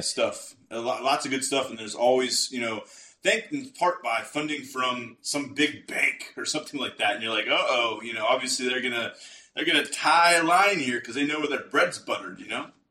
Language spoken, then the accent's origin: English; United States; I say that as an American